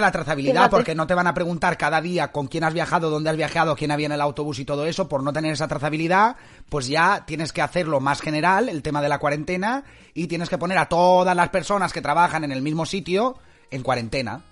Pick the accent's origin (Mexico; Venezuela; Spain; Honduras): Spain; Valencian Community; now in Scotland, United Kingdom; yo soy valenciano